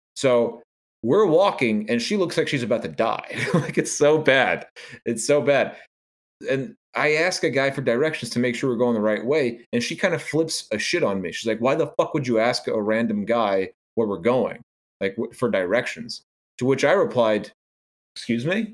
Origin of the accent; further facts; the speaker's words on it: New York, United States; I am a New Yorker